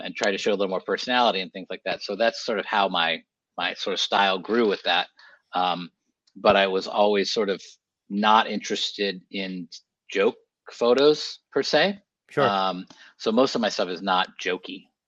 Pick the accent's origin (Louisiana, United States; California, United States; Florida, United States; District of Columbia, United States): California, United States; Sonoma; I grew up in Sonoma, uh, in Sonoma County, California